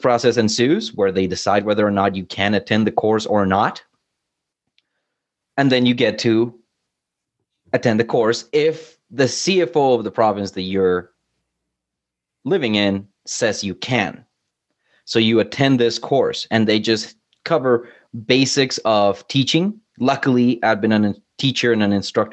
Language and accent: English; Colombia; now in Canada; I'm from Colombia